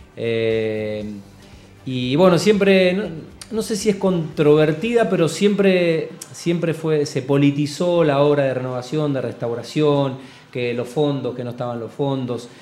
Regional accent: Rosario, Santa Fe, Argentina; rosarino por adopción, Bueno, nací en esta ciudad

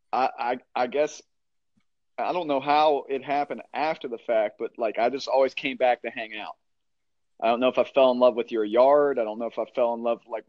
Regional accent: Dunbar, West Virginia, United States; we're from Dunbar, West Virginia

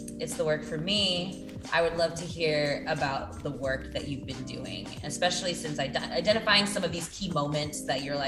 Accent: Kansas, United States; I grew up in Kansas.

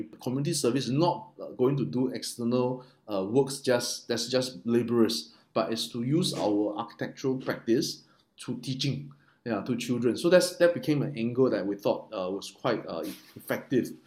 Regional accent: Taiwan; moved away; I'm from Taiwan

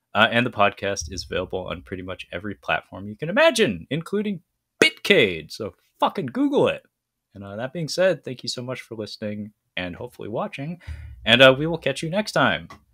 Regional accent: United States; as an American

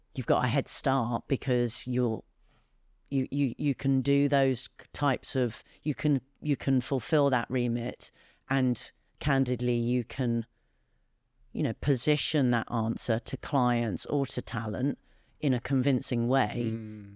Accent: United Kingdom; I, as a Brit

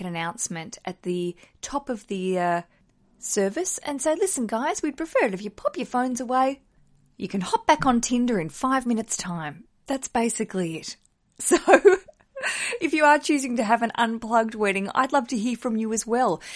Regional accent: Australia; now in London, United Kingdom; as an Australian, I think in dollars, and I live in a country that works in pounds.

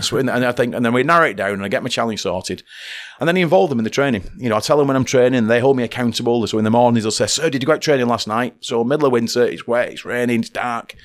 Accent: Oldham, North West England, United Kingdom; as a child growing up in Oldham

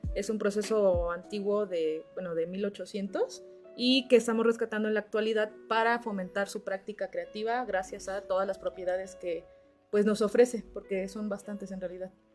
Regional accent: Teloloapan, Guerrero, Mexico; moved away as an adult; now in Cuernavaca, Mexico; yo soy originaria de Teloloapan, Guerrero

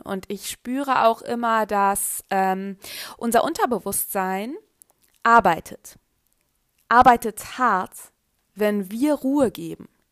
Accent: Germany; also born or lived in Carinthia, Austria; Ich bin in Deutschland aufgewachsen

